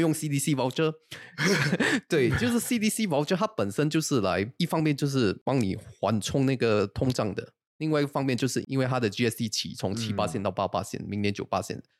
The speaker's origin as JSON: {"language": "Chinese", "country": "Singapore", "said": "我一个新加坡人的角度"}